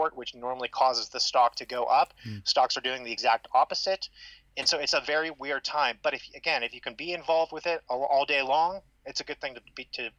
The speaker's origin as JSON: {"language": "English", "region": "Ohio", "country": "United States", "tie": "born or raised there", "also_born_or_lived": "Southern Florida", "said": "I was born and raised in Ohio"}